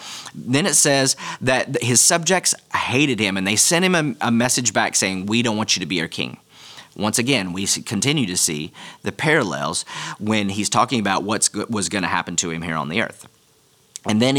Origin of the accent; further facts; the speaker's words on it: United States; as an American